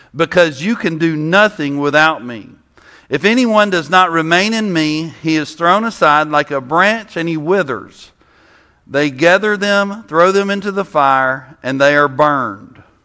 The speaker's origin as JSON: {"language": "English", "region": "South Mississippi", "country": "United States", "tie": "born or raised there", "said": "I'm from South Mississippi, so I like flavor, you know? I grew up next to Louisiana."}